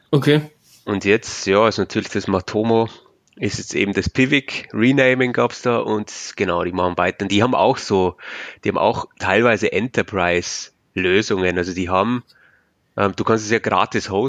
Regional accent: Bavaria, Germany; accent: Bavarian; ich komme aus, aus Bayern, wie man vielleicht hört, am Akzent.

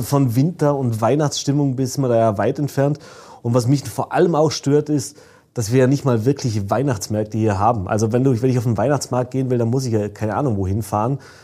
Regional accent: Vorarlberg, Austria; bei uns im Ländle

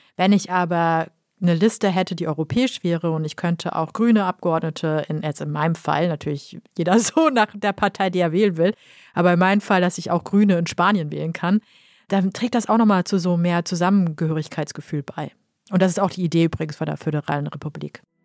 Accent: Kassel, Hesse, Germany; in Kassel, meinem Geburtsort

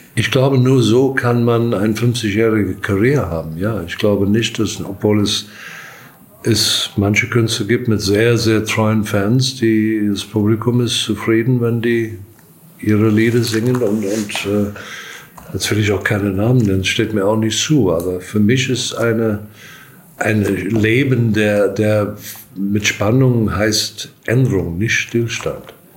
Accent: South Africa; also born or lived in Durban, South Africa; now in Germany; ich komme aus Südafrika

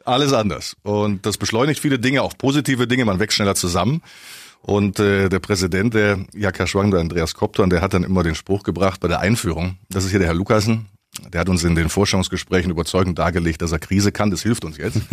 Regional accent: Augsburg, Bavaria, Germany; also born or lived in Düsseldorf / Lower Rhine, North Rhine-Westphalia; Düsseldorf geboren, Kindheit am linken Niederrhein und seit dem zehnten Lebensjahr in Augsburg

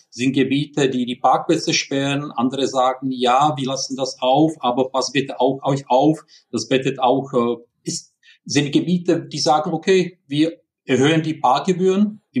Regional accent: Prague, Czechia; German is a second language; moved away as an adult; now in Germany; Wie man hört, ich bin kein Deutscher, sondern ich bin in Prag geboren. Deswegen Entschuldigung für diese ja, leichte, starke Akzent

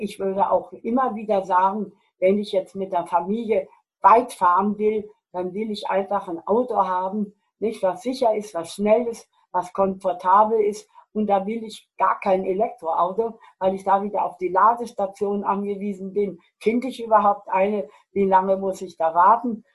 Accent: Germany; bei uns in Deutschland

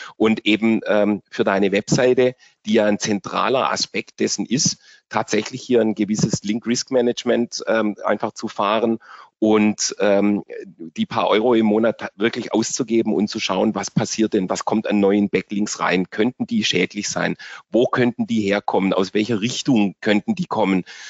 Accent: Germany; bei uns in Deutschland

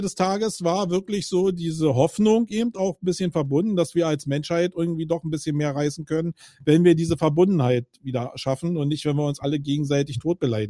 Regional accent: Berlin, Germany; ich bin Berliner

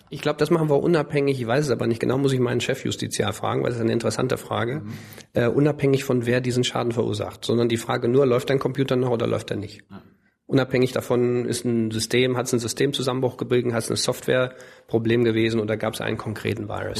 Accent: Cologne, North Rhine-Westphalia, Germany; ich bin ja in Köln aufgewachsen

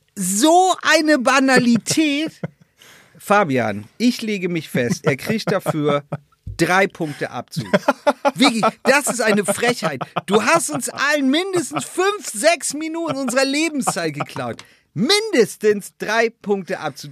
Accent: Schortens, Lower Saxony, Germany; bei uns in Shortens äh, aus in der Nordsee gibt es, wir haben eine Mühle

